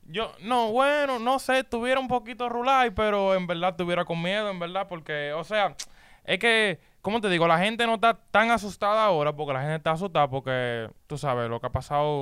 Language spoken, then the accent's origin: Spanish; Dominican Republic; moved away; en mi país, en República Dominicana